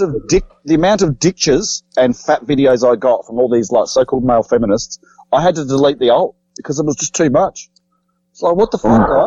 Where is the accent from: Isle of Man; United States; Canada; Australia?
Australia; Adelaide, South Australia; I was from Australia, from Adelaide